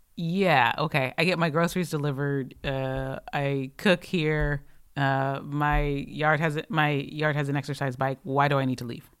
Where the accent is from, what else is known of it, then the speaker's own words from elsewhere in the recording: Michigan, United States; now in Los Angeles, United States; I am from Michigan, where water is delicious.